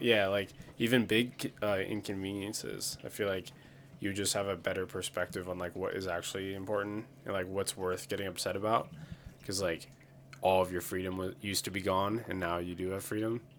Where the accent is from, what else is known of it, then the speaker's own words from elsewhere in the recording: Pennsylvania, United States; I grew up in Pennsylvania in the, like, the countryside